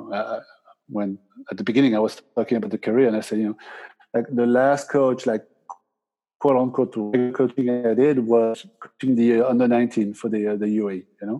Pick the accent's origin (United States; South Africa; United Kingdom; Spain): Spain; Basque Country; I'm from the Basque Country. I speak Spanish.